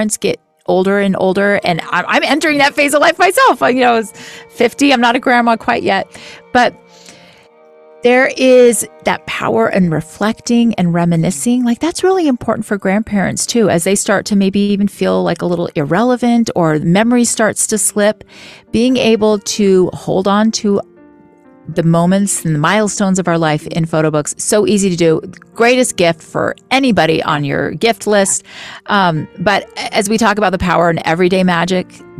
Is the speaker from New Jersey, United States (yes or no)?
no; Florida, United States; I grew up in Florida, and so we were outside all of the time.